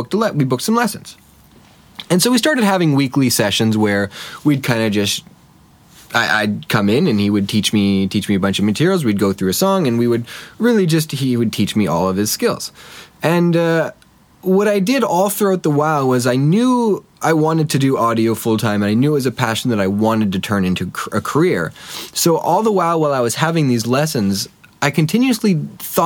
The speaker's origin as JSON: {"language": "English", "town": "Winnipeg", "region": "Manitoba", "country": "Canada", "tie": "born or raised there", "also_born_or_lived": "Halifax", "said": "I grew up in Winnipeg"}